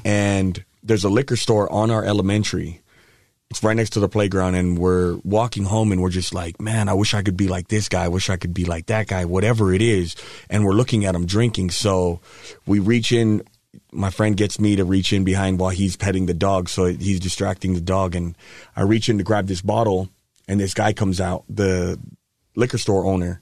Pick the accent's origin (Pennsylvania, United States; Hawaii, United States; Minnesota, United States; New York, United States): Hawaii, United States; moved away; I grew up in Hawaii, half in Hawaii, half here. So both are home to me.